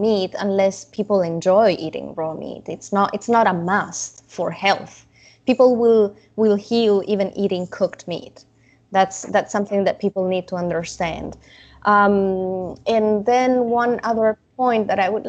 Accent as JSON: {"language": "English", "country": "Italy", "tie": "born or raised there", "moved": "yes", "said": "I didn't grow up eating raw meat, even if I grew up in Italy and they are big fans of carpaccio"}